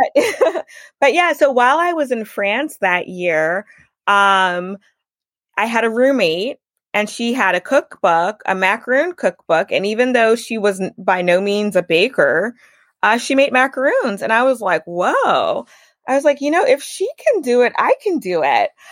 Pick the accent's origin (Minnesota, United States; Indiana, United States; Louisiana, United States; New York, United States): Louisiana, United States; Baton Rouge; I was born and raised in Baton Rouge